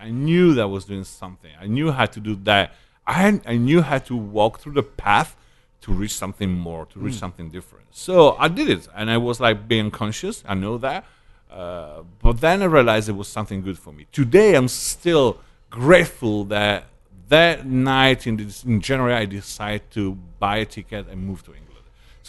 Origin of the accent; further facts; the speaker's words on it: Italy; first language Italian; English is a second language; moved away as an adult; No, I maintained my Italian status